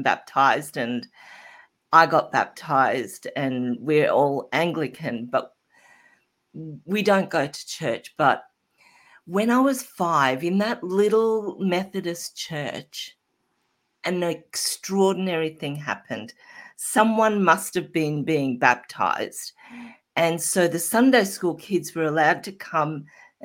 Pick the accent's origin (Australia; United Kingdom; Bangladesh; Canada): Australia; I started working in the supermarket at 15, as most Australian kids